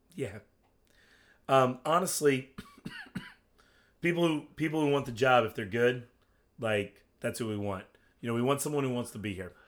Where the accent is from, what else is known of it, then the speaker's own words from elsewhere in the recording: Western Virginia, United States; I grew up in Western Virginia